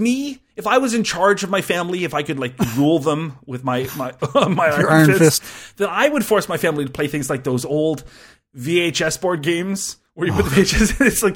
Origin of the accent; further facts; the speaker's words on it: Canada; I'm Canadian